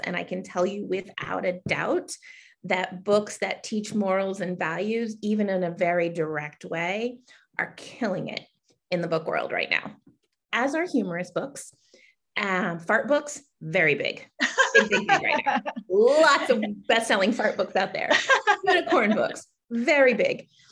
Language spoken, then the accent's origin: English; Connecticut, United States; I hail from Connecticut